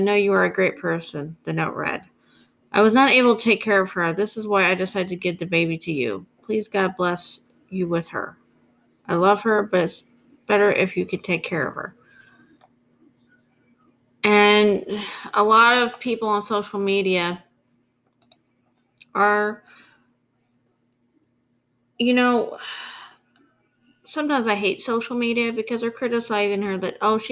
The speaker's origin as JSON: {"language": "English", "town": "St. Joseph", "region": "Missouri", "country": "United States", "tie": "born or raised there", "said": "my hometown in northwestern Missouri. St. Joseph, Missouri"}